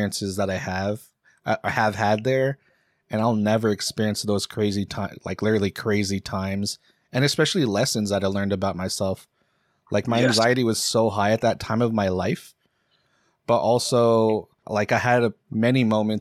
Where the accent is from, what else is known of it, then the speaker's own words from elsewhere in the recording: Seattle, Washington, United States; growing up in Seattle, especially in the fucking burbs